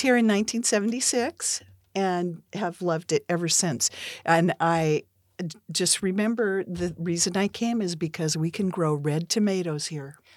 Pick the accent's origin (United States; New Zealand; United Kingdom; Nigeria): United States; Pacific Northwest; I grew up in the Pacific Northwest in a family of entrepreneurs